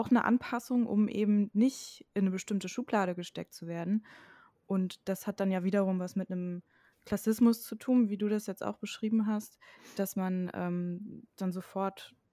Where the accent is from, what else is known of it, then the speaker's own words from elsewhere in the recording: Germany; accent: mix of Thuringian and Berlin; also ich habe meinen Dialekt nie richtig angenommen. Das ist so ein Mischmasch aus Thüringer und Berliner irgendwie, weil es halt genau in der Mitte von Deutschland ist.